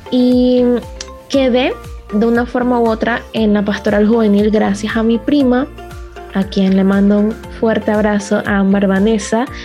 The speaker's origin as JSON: {"language": "Spanish", "town": "La Chorrera", "region": "Panamá Oeste", "country": "Panama", "said": "yo soy de Panamá, de la parroquia San Francisco de Paula, que queda en el distrito de La Chorrera"}